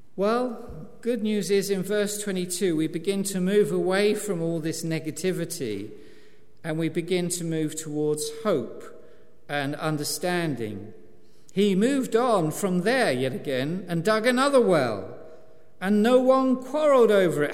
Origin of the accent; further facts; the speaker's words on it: East Anglia, East of England, United Kingdom; I'm an East Anglian